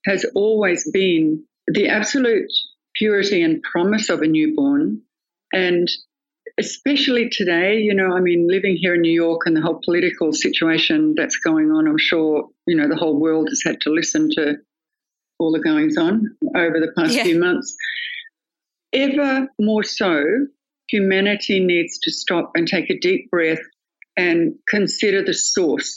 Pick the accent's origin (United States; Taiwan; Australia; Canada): Australia; North Queensland; I was born in North Queensland and grew up on a cattle station, a 32,000 acre cattle station, way out bush